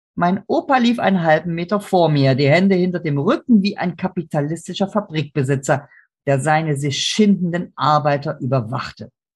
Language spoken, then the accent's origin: German; Chemnitz, Saxony, Germany; moved away; heute heißt die Stadt Chemnitz. Meine Heimatstadt